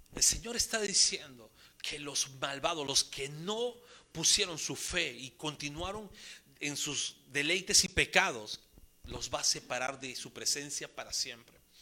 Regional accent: Peru; como buenos peruanos que somos

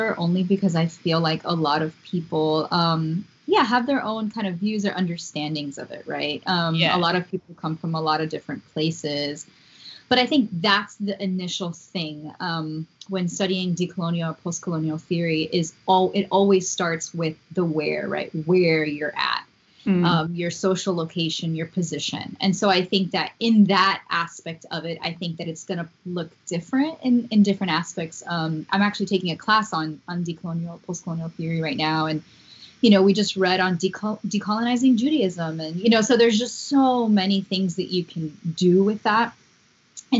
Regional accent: Miami, Florida, United States; I grew up in Miami, so I didn't grow up in a white context.

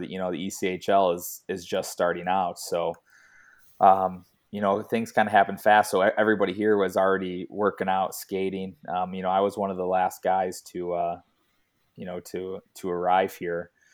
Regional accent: United States; moved away as an adult; being an American

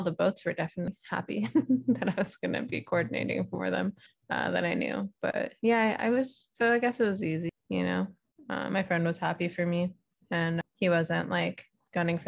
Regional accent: San Francisco area, California, United States; also born or lived in Hawaii; I'm moving back home to the West Coast in San Francisco area

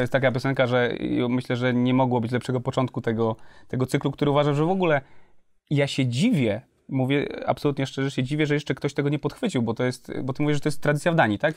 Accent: Kutno, Łódź Voivodeship, Poland; ja pochodzę z Kutna.

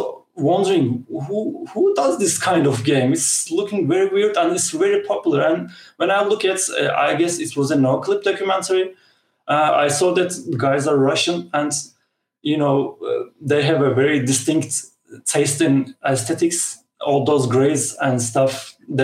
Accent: Turkey; I'm a guy from Turkey

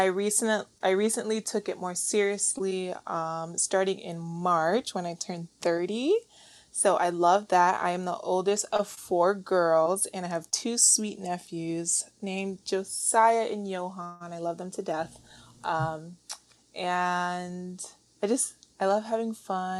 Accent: Warren, Ohio, United States; also born or lived in Port St. Lucie, Florida; now in Miami, United States; I grew up in Ohio.

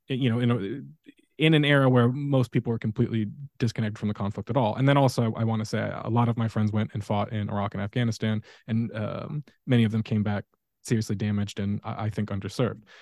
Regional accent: Fallbrook, California, United States; I grew up in Fallbrook

